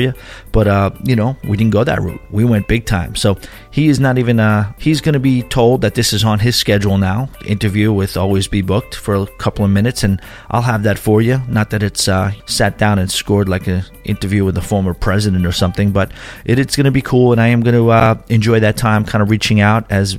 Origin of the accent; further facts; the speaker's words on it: Long Island, New York, United States; Growing up in Long Island, you know, it's interesting. It's an island